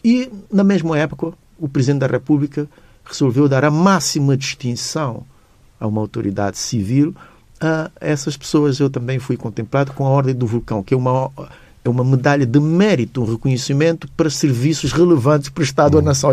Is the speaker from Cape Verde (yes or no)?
yes; Tarrafal, Cape Verde; tratam-me como o filho do Tarrafal, naquele sentido, eu sou o menino mimado da zona onde eu nasci